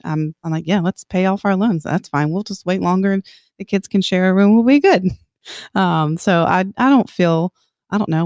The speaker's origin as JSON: {"language": "English", "town": "Columbia", "region": "South Carolina", "country": "United States", "tie": "born or raised there", "moved": "as an adult", "said": "I'm from Columbia, South Carolina. I grew up there, never moved, actually, until we got married"}